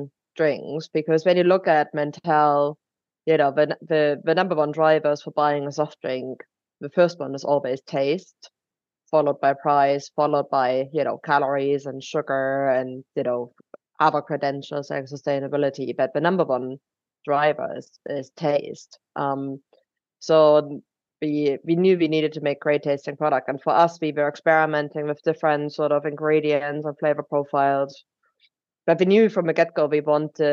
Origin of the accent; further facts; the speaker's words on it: Germany; accent: German; English is a second language; moved away as an adult; now in United Kingdom; we're both originally from Germany, which is where my accent is coming from